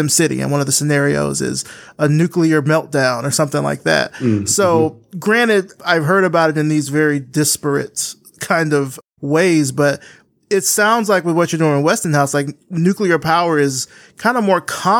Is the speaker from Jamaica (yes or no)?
no; the South, United States; I grew up in the South